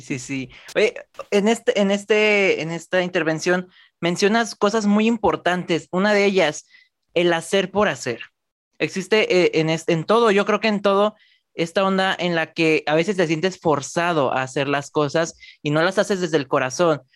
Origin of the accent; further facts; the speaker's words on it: Guadalajara, Jalisco, Mexico; yo soy de Guadalajara, México